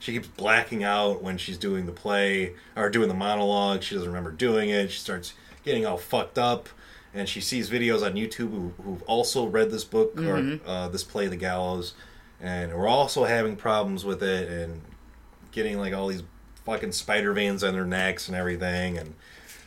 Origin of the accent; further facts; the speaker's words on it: Chicago, Illinois, United States; I'm from Chicago, and all the schools here are shit for the most part